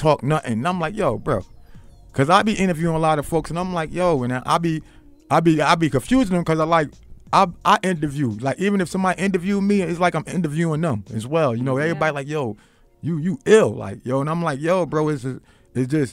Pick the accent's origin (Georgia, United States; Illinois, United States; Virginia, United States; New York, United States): New York, United States; New York City; I'm from Queens